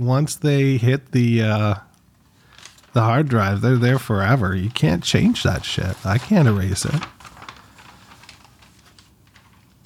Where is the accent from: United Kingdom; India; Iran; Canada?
Canada; I'm Canadian, but I'm not French Canadian